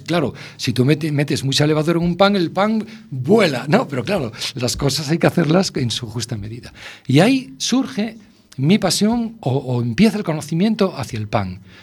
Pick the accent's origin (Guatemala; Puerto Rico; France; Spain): Spain; A Coruña, Galicia; yo soy un enamorado de La Coruña, lo llevo en, la sangre, ¿no? Yo nací en mi casa, soy de esos niños que nació en su casa